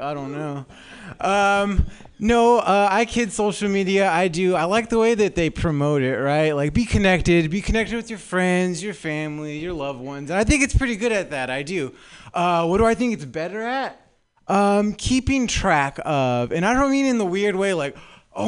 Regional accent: Southern California, United States; moved away as an adult; now in San Francisco, United States; I'm actually new up here to San Francisco. I'm from Southern California. That's why my voice sounds like

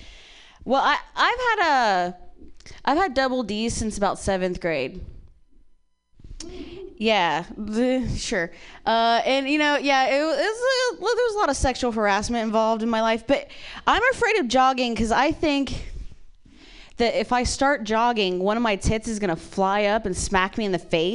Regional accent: Ohio, United States; moved away; I grew up in Ohio

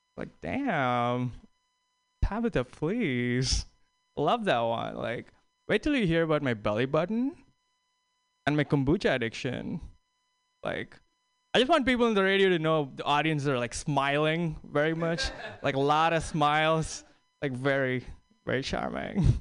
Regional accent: New York City, New York, United States; I'm from New York City

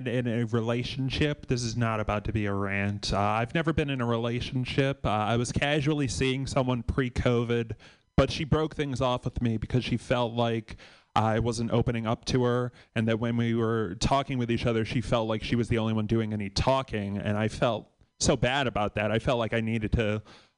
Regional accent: Massachusetts, United States; I grew up Catholic in Massachusetts

